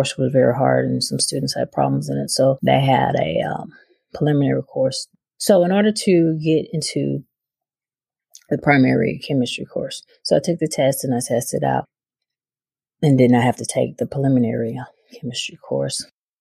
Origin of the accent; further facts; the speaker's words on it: Brookhaven, Mississippi, United States; moved away as an adult; also born or lived in Philadelphia; as I was a child growing up in Brookhaven, Mississippi, we moved there when I was 8